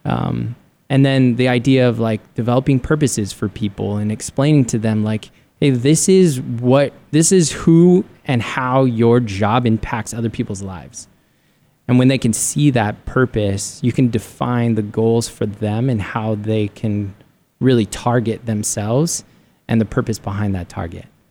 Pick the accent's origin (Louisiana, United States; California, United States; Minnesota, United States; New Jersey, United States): California, United States; San Diego; moved away as an adult; now in Arizona, United States; I grew up in San Diego and loved San Diego